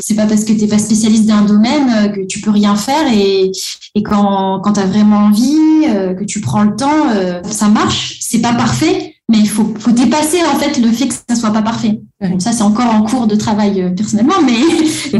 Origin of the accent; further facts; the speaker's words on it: Antananarivo, Analamanga, Madagascar; moved away as an adult; now in France; moi, j'ai grandi à Madagascar, comme Oug, mais depuis une dizaine d'années, j'habite en France